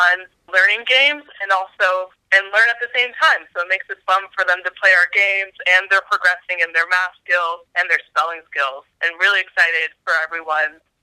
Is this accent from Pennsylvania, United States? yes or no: yes; outside Philadelphia, Pennsylvania, United States; moved away; also born or lived in Rwanda / Washington DC; I grew up outside Philly and grew up in a family that really values education.